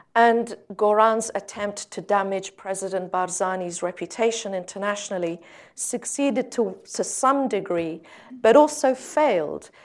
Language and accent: English; Sinjar, Nineveh, Iraq; I'm from Sinjar